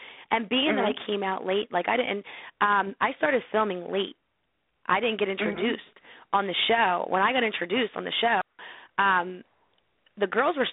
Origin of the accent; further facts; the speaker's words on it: Philadelphia, Pennsylvania, United States; where I was born and raised in Philly.